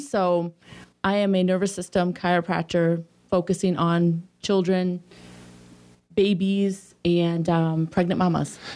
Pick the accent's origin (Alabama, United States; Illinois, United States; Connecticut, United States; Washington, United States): Illinois, United States; Sterling; moved away; I grew up in a small town, um, called Sterling, Illinois.